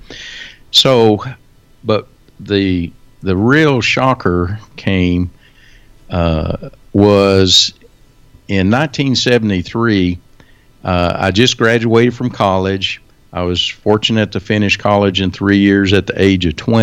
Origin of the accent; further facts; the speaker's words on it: Wichita Falls, Texas, United States; I was born and raised here in Wichita Falls